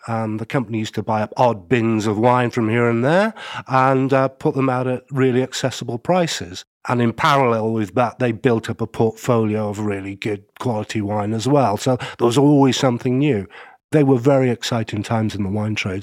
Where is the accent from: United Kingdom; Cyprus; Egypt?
United Kingdom; Stockport, North West England; I grew up in a place called Stockport, which you'll never have heard